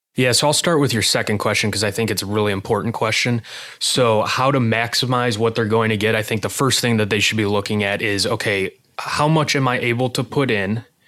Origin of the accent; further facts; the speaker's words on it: Illinois, United States; moved away as an adult; now in Arizona, United States; I grew up in Illinois